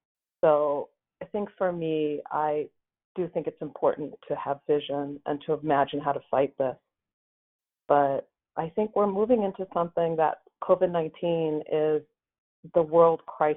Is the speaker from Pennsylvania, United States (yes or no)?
yes; Western Pennsylvania, United States; moved away; I grew up in Western Pennsylvania